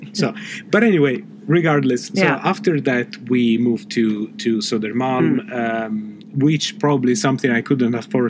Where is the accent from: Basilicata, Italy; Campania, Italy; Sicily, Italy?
Sicily, Italy; Palermo; moved away as an adult; now in Stockholm, Sweden; in Palermo, in my hometown.